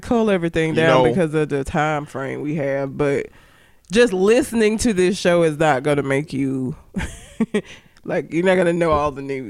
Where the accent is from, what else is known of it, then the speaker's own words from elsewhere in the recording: Talladega, Alabama, United States; I'm from Talladega.